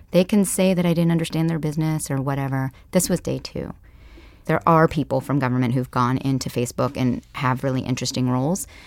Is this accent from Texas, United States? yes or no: no; Palo Alto, California, United States; also born or lived in Kenya; I grew up here in the Silicon Valley.